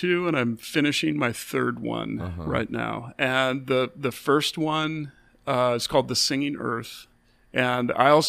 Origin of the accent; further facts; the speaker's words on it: Pacific Northwest, United States; growing up in the Northwest. Because I grew up around actual cowboys